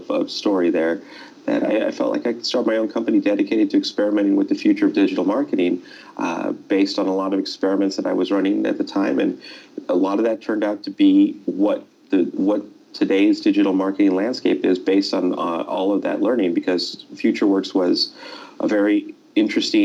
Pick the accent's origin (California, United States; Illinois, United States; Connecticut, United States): California, United States; Los Angeles; also born or lived in Silicon Valley; I grew up in Los Angeles, actually, where I am right now as we speak